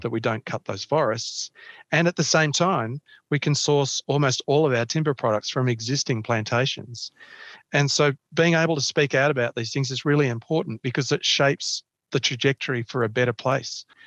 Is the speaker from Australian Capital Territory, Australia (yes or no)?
yes; Canberra, Australian Capital Territory, Australia; also born or lived in Melbourne; I played, played football, uh, soccer in, in Canberra when I was growing up here. I, I was born in Melbourne, was in Melbourne for about ten years, and then my, my family moved here to, to Canberra.